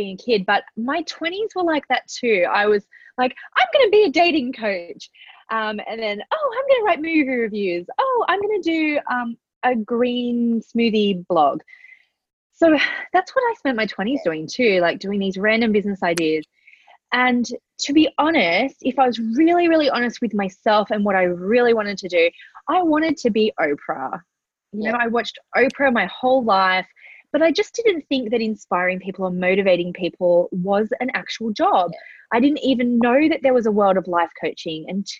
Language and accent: English; Central Coast, New South Wales, Australia; also born or lived in Manly, Sydney; So I was born in Manly in Sydney. I grew up on the Central Coast.